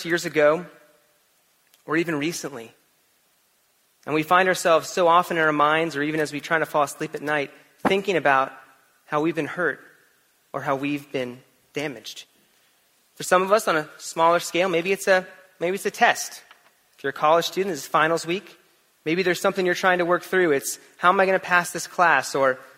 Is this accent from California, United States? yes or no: yes; California, United States; moved away; also born or lived in Florida; when I was in elementary school and middle school, I grew up in California